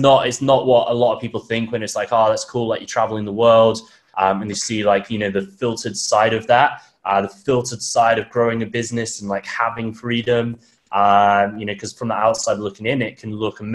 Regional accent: United Kingdom; moved away as an adult; also born or lived in Thailand / Bali; now in Melbourne, Australia; I'm from the UK, as most people probably tell from my accent. But I actually left about just under 3 years ago

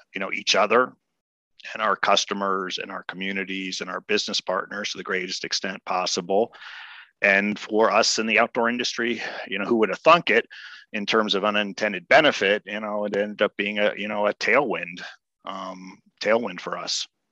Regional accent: Washington, District of Columbia, United States; moved away as an adult; also born or lived in Claremont, California; now in Colorado, United States; born and raised in Washington, D.C

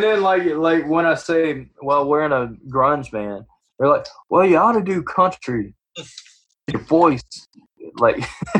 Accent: Georgia, United States; accent: country; oh, I like your accent, man. Where are you from? Georgia? And I'm like, but Georgia, it's not as Georgia.

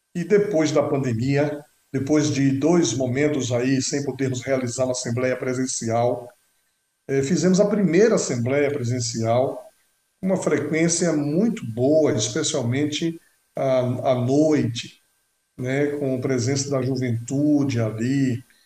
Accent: Feira de Santana, Bahia, Brazil; now in Paraná, Brazil; nasci em Feira de Santana, no Instituto Bíblico de Feira de Santana, na Bahia

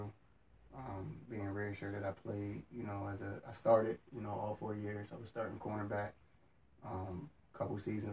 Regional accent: Harrisburg, Pennsylvania, United States; I'm originally from Harrisburg

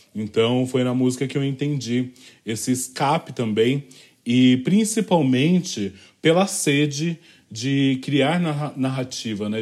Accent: São Paulo, Brazil; Eu sou nascida e criada é, no Valo Velho, distrito do Capão Redondo

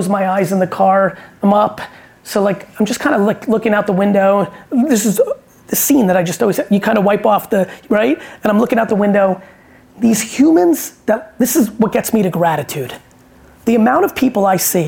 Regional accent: New Jersey, United States; I grew up in Jersey

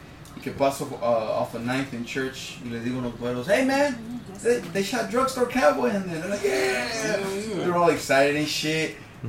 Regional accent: Portland, Oregon, United States; even though I'm from Portland.

